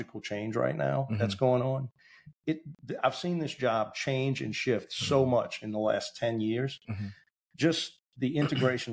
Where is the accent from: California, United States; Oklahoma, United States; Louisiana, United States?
Louisiana, United States; New Orleans; I was born and raised in New Orleans